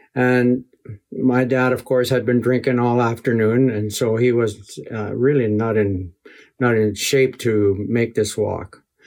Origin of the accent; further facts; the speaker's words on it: Muskeg Lake, Saskatchewan, Canada; also born or lived in Ottawa; We moved from Onion Lake to Muskeg, my home community